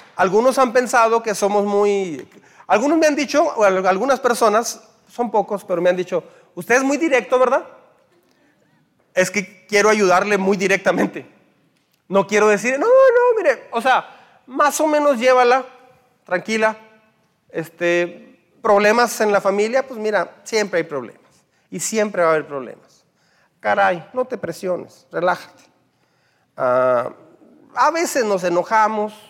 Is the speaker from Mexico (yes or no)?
yes; Mexico; como mexicanos